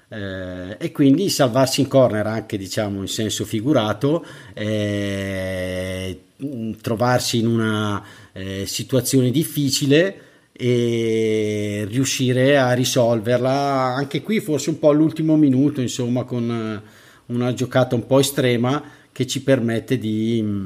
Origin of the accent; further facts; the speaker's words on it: Bergamo, Lombardy, Italy; oppure quando dici all'estero sono di Bergamo, ma magari capita anche, anche tuttora, ah, ti dicono subito la squadra della tua città, Atalanta.